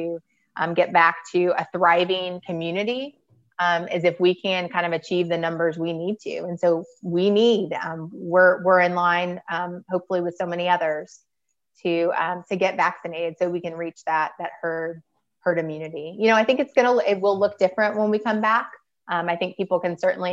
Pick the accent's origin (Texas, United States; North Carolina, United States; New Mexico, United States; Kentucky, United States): Kentucky, United States; Louisville; I grew up in Louisville and then went to UK